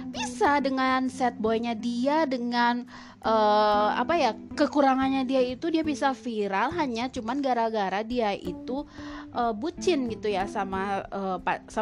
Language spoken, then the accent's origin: Indonesian; Gorontalo, Indonesia; Wah, si Fajar datang dari Gorontalo sekampung sama aku ya, sekampung sama aku dari Gorontalo ya dia ya.